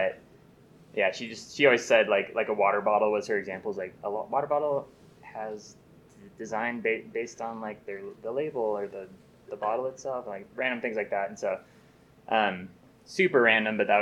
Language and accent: English; Ventura, California, United States; I grew up in Ventura, California